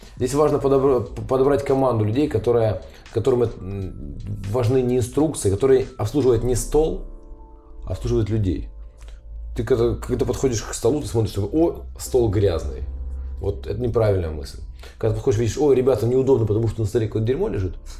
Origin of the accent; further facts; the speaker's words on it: Ukraine; now in Kazan, Russia; я украинец